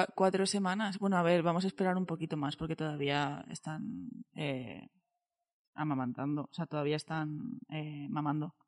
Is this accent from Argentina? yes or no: no; Valencian Community, Spain; yo siendo valenciana